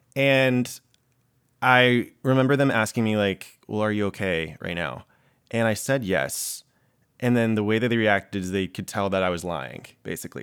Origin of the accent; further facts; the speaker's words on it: the South, United States; now in New York, United States; I came from the South where everyone is trying to get married